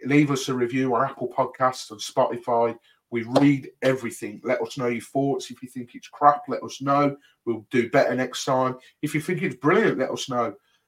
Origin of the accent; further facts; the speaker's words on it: Birmingham, West Midlands, United Kingdom; I'm from Birmingham